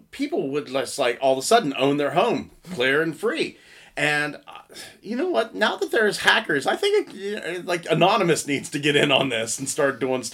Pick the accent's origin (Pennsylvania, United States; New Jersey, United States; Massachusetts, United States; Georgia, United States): Pennsylvania, United States; Salisbury; now in Johnstown, United States; I grew up in Salisbury, so the nearest newspaper was the New Republic in Myersdale.